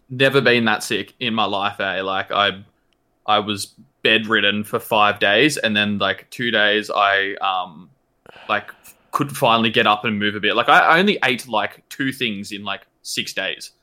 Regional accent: New South Wales, Australia; I'm from New South Wales.

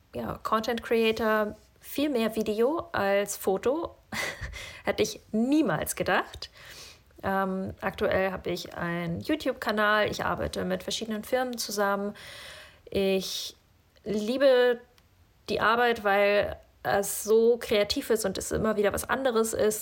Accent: Northern Germany, Germany; moved away as an adult; also born or lived in Kazakhstan; now in Norway; Da, wo ich aufgewachsen bin in Norddeutschland, ist irgendwie alles so eine graue Masse

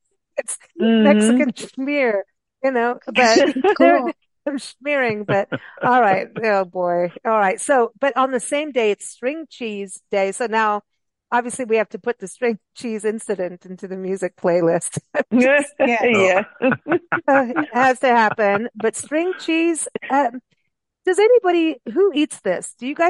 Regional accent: Kenya; also born or lived in South Africa; And in growing up in Africa, just in Kenya and South Africa, everyone's homes had pawpaw trees and avocado trees.

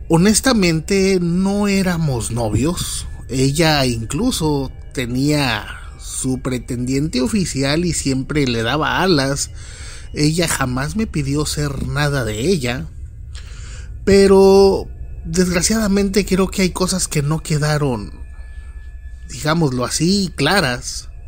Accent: Monterrey, Nuevo León, Mexico; now in Nuevo Laredo, Mexico; Cuando yo llegué, eh, vengo de la ciudad de Monterrey, Nuevo León, llegué a estudiar una carrera que solo se ofrecía en Nuevo Laredo.

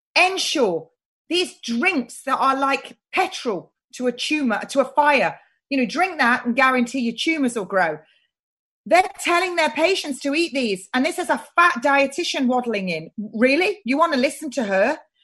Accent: United Kingdom; I'm British and I'm proud to be British

